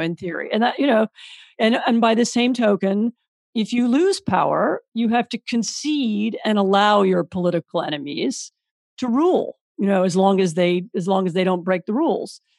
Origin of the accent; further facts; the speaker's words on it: Washington, District of Columbia, United States; moved away as an adult; also born or lived in Poland; I'm, I'm American. I grew up in Washington D.C.